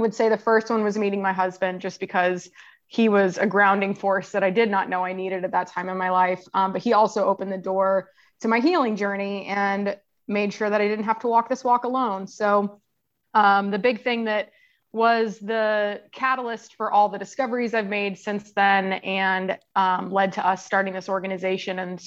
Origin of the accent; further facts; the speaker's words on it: Kansas, United States; moved away; also born or lived in Tampa, Florida; I grew up in Kansas, where there is not a lot of outdoor recreation